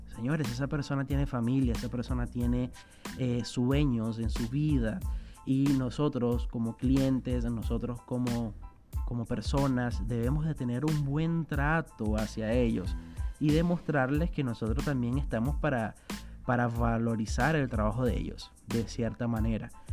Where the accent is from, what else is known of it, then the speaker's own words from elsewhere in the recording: Venezuela; moved away as an adult; also born or lived in southern Brazil; now in Brazil; yo soy venezolano y tengo ya dos años viviendo aquí en Brasil.